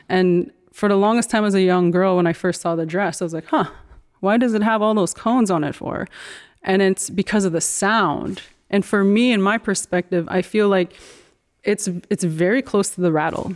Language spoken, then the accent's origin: English; Dakota Tipi First Nation, Manitoba, Canada; now in Toronto, Canada; we grew up in Dakota Tepe